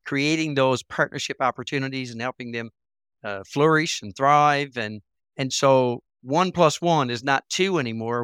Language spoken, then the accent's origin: English; Port Blandford, Newfoundland and Labrador, Canada; places like Port Blanford or, which is at my hometown